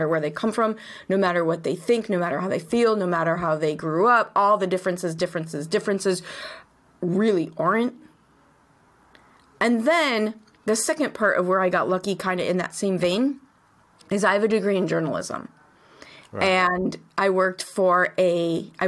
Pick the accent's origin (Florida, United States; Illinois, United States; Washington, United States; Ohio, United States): Illinois, United States; Chicago; I grew up in Chicago.